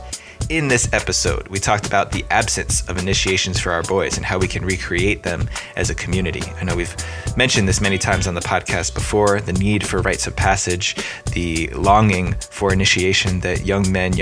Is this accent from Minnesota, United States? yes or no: no; Bergen County, New Jersey, United States; I'm from up in Bergen County, so right outside the New York City area